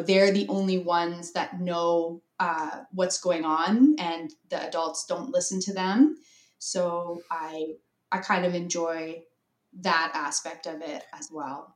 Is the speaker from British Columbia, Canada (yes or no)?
yes; British Columbia, Canada; also born or lived in San Francisco; I am from Canada